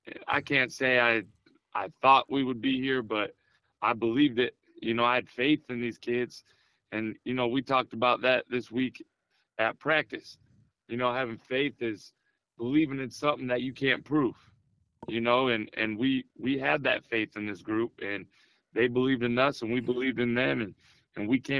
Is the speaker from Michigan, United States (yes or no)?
yes; Michigan, United States; now in North Carolina, United States; I'm from Michigan. I'm one of those Yankees you were just talking about.